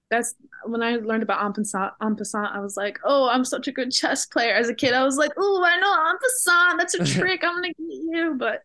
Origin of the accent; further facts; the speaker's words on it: St. Louis, Missouri, United States; I'm from St. Louis